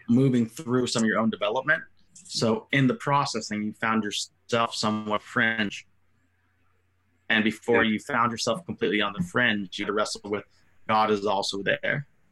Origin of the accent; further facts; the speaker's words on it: United States; who lived 30 years in the country out of the 37 I've been alive, was told I'm not American enough anymore